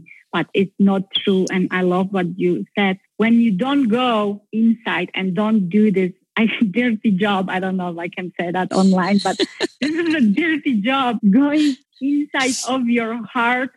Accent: Poland; English is a second language; moved away as an adult; now in United States

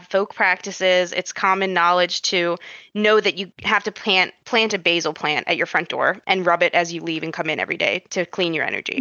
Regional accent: United States; growing up, I was always told, like, you know, I'm American

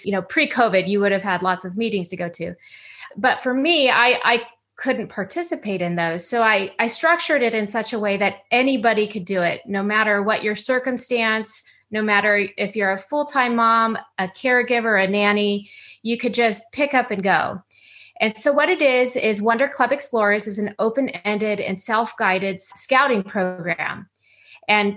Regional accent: San Clemente, California, United States; also born or lived in East Coast / Los Angeles suburb, California; I lived in and grew up in a beachside community called San Clemente.

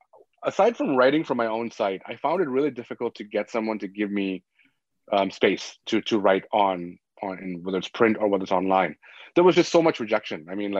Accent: Scarborough, Ontario, Canada; because that's where I grew up. I grew up in Scarborough.

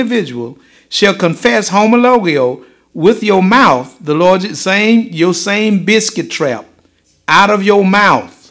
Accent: United States; I'm an American that happens to be black.

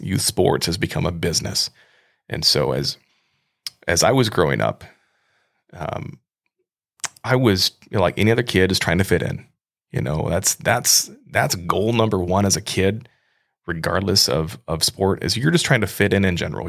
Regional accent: Midwest, United States; I grew up in the Midwest. I grew up in a pretty rural area.

